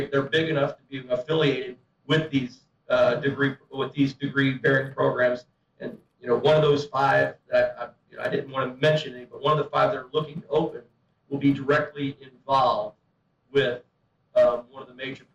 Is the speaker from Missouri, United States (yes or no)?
yes; St. Louis, Missouri, United States; moved away; I'm from St. Louis originally